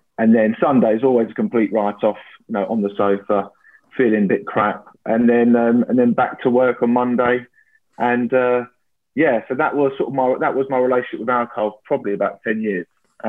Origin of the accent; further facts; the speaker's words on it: London, United Kingdom; I'm 32 years old now. I grew up in North London and have worked in the city for the last 7 years.